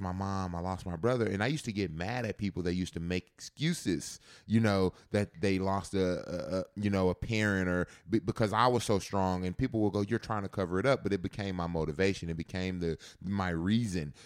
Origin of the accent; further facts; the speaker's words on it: Texas, United States; growing up in Texas